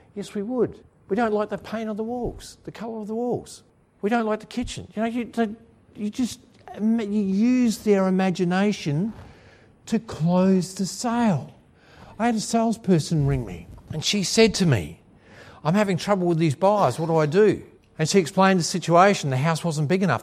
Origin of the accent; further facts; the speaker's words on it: Williamstown, Australia; in my hometown of Williamstown